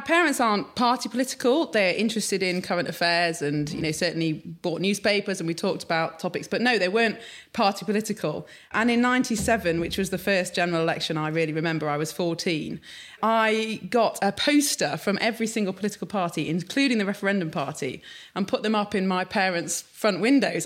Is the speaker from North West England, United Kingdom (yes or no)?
no; Sheffield, Yorkshire and the Humber, United Kingdom; I grew up in Sheffield, but very much urban.